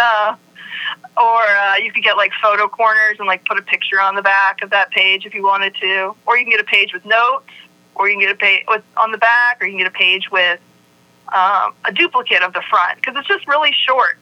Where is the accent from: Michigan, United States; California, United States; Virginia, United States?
Virginia, United States; I grew up in Virginia